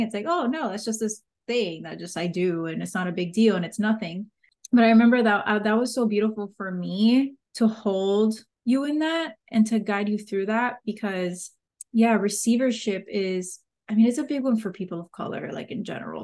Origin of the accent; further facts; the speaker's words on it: Miami, Florida, United States; accent: Miami; my Miami accent